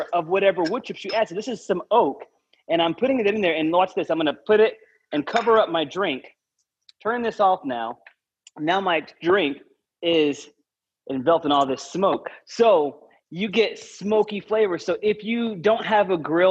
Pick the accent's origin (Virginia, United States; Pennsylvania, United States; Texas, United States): Texas, United States; I am a Texan